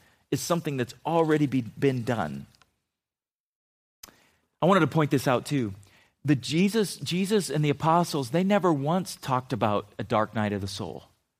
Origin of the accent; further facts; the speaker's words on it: Philippines; as a kid growing up in the Philippines, when we first moved there, we lived off the base in a military compound.